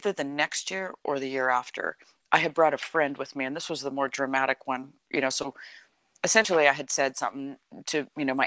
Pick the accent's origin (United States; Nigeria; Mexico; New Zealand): United States; California; I grew up in California.